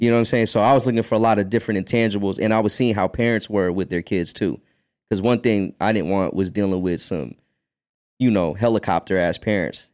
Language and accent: English; United States; also born or lived in Philippines; I was born in the Philippines and I grew up in America